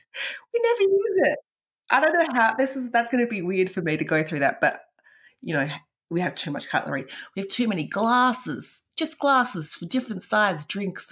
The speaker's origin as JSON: {"language": "English", "town": "Perth", "region": "Western Australia", "country": "Australia", "tie": "born or raised there", "moved": "yes", "lives_now": "Melbourne, Australia", "said": "I grew up in Perth and we would have moved house four or five times there and then moved to Melbourne."}